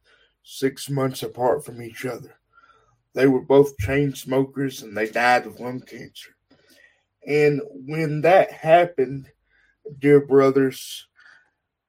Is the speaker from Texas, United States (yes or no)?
yes; Texas, United States; now in Utah, United States; I am from Texas, born and raised